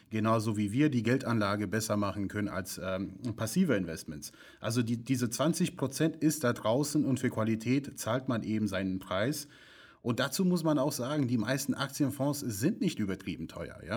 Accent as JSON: {"language": "German", "country": "United States", "second_language": "German", "said": "ich spreche das immer falsch aus, äh, weil ich komme ja aus den USA, ich sage Adidas, aber gut."}